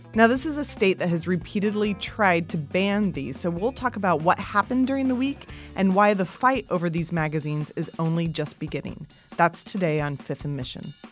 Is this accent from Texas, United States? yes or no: no; Kansas, United States; I grew up with guns in Kansas